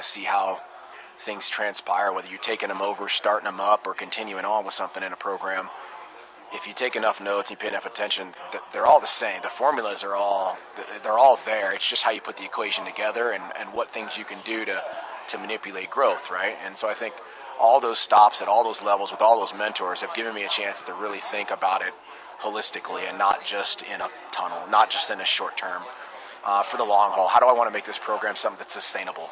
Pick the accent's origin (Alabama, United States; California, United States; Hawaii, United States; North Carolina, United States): California, United States; near Rocklin; I grew up near Rockland, California